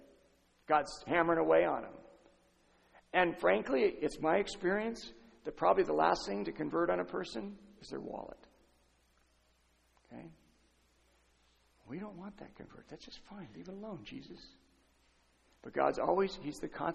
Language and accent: English; San Diego, California, United States; I'm from San Diego. I live 20 minutes from Tijuana.